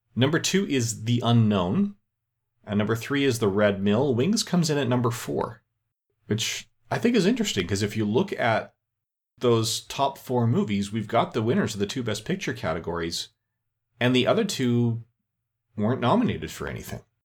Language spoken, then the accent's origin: English; Canada; I'm Canadian